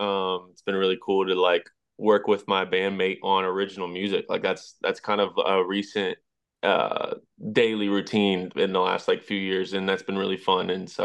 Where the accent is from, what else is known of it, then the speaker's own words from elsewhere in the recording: Indiana, United States; I'm from Indiana